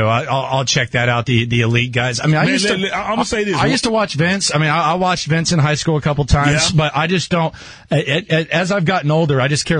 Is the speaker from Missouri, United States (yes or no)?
no; Grapevine, Texas, United States; I'm from Grapevine.